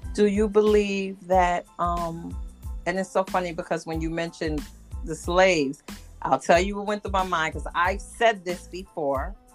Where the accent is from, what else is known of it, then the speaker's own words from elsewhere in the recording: New York, United States; I'm a New Yorker.